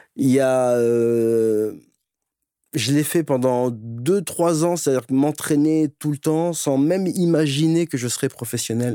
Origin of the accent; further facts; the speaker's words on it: Les Ulis, Essonne, Île-de-France, France; j'ai grandi en banlieue, les Ulysses 91. toute mon enfance dans la brique